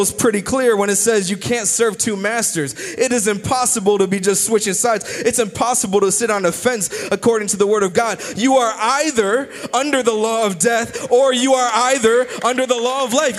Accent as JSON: {"language": "English", "country": "United States", "said": "I'm still an American"}